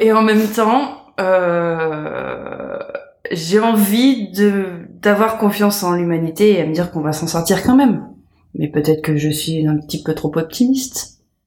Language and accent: French; France; moved away; also born or lived in Canada / United States; je me sens française, je suis française, je suis née française.